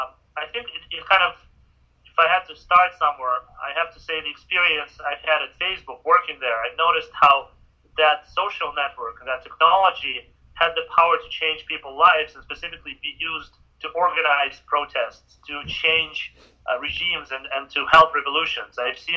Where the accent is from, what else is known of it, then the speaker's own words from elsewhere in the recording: Vancouver, British Columbia, Canada; moved away as an adult; now in San Francisco, United States; So I from 16 onwards, I was growing up in Vancouver, going to school, got my degree, and my first job was in cybersecurity and antivirus research in Vancouver, Canada.